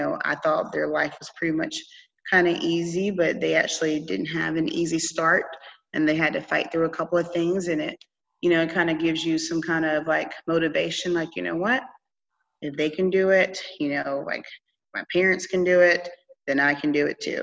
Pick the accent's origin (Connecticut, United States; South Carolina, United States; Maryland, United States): South Carolina, United States; Seneca; now in Naples, United States; Seneca is a cute little town in the mountains of South Carolina where it's connected to North Carolina and Georgia. And it's in the middle.